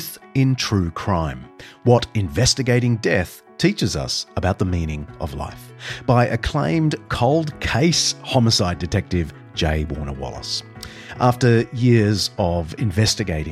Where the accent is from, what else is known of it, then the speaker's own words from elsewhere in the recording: New South Wales, Australia; the Blue Mountains of New South Wales, my home state